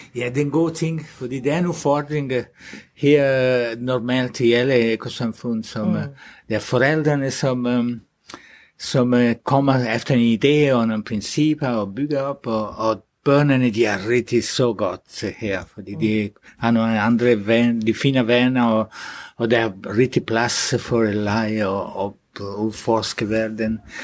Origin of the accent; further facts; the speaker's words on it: Italy; Danish is a second language; now in Denmark; Så jeg er selv fra Italien